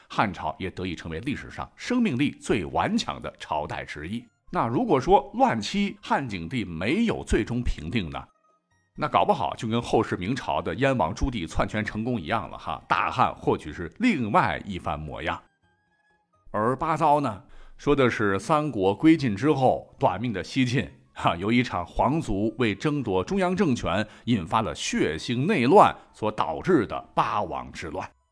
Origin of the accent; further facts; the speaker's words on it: Shandong, China; 我们山东这边儿经常吃，吃点儿猴儿，豆虫、蚕蛹儿比较多